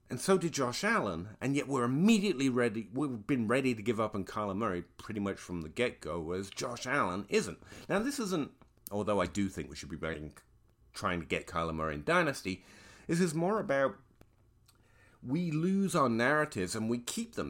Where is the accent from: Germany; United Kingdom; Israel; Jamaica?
United Kingdom; England; I am an Englishman who was once a schoolchild